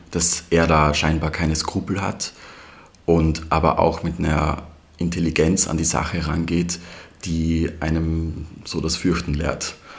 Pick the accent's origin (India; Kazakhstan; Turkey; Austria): Austria; Leoben, Styria; moved away as an adult; also born or lived in Vienna; now in Memmingen, Germany; bin in der Steiermark geboren und aufgewachsen, in der Obersteiermark, ähm, in Leoben